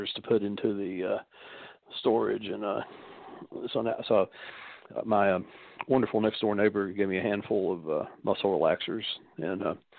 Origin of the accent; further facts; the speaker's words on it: Knoxville, Tennessee, United States; being born a Southerner in my particular family